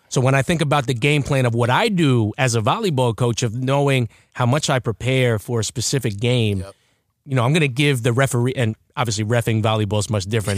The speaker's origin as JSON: {"language": "English", "town": "Baldwin", "region": "New York", "country": "United States", "said": "I'm from Baldwin"}